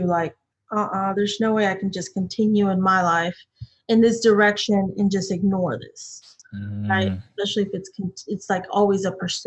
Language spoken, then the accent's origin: English; Austin, Texas, United States; growing up in Texas, in Austin specifically